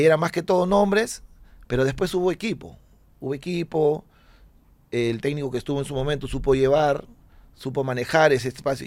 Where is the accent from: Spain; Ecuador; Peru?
Peru; moved away as an adult; also born or lived in Florence, Italy / Argentina